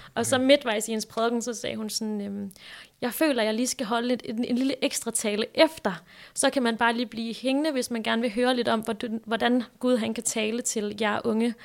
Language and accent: Danish; Græsted, Capital Region of Denmark, Denmark; also born or lived in Hillerød; Jeg er fra Hillerød næsten født og opvokset. Jeg er egentlig opvokset i sådan en lille bitte by, der hedder Græsted